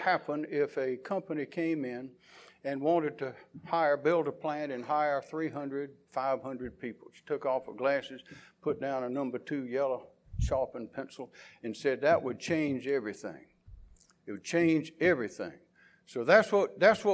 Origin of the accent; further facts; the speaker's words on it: Columbia, South Carolina, United States; I was born and raised in Columbia.